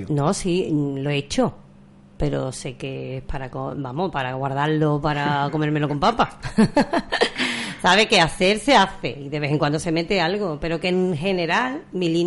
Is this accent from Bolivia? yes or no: no; Villamanrique de la Condesa, Andalusia, Spain; yo soy más de zona rociera, yo soy de Villamanrique de la Condesa